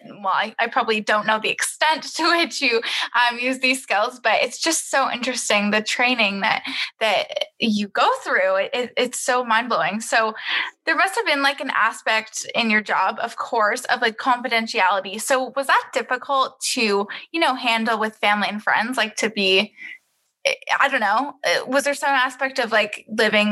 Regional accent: Toronto, Ontario, Canada; I'm from the Toronto area

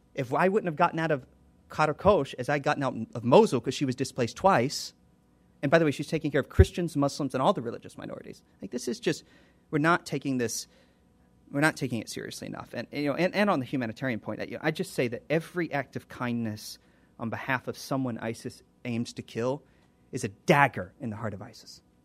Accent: United States; I'm an American

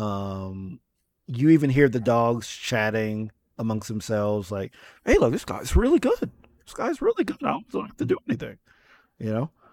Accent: New York area, United States; growing up in the New York area, I would go to Coney Island

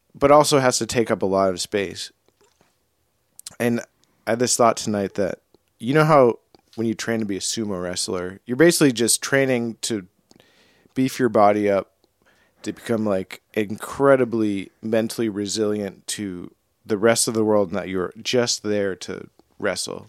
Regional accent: New England, United States; growing up in New England

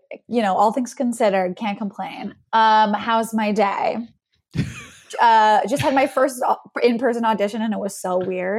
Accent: the South, United States; I am from the South.

